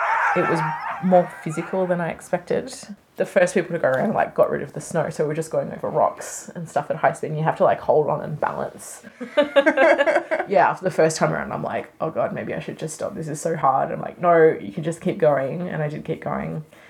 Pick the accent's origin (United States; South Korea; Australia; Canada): Australia; Melbourne, Victoria; And we are from Melbourne, Australia.